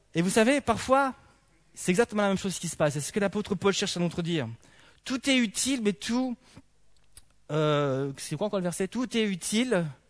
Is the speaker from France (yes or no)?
no; Belgium; en tant que bon belge